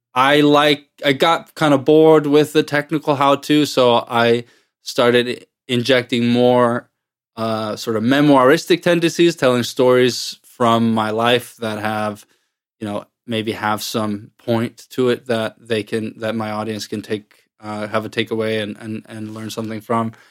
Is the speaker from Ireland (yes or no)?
no; Iceland; moved away as an adult; now in United States; I'm originally from Iceland, but I have lived in the U S since two thousand nine, two thousand ten or so